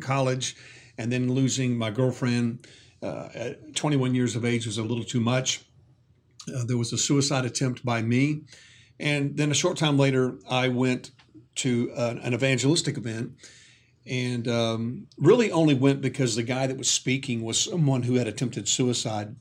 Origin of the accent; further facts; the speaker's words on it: the South, United States; growing up in the South